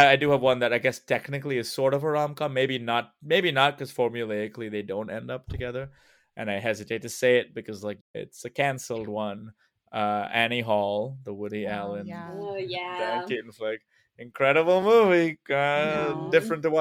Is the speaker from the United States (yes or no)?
no; India; moved away; I grew up in India